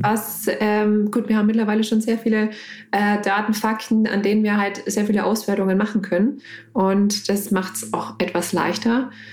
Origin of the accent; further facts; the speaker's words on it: Lower Franconia, Bavaria, Germany; komme gebürtig aus Unterfranken und immer noch in Unterfranken geblieben